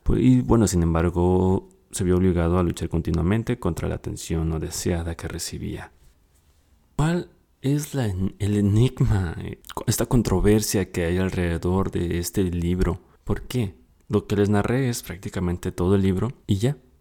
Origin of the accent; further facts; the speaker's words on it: Mexico; Soy de México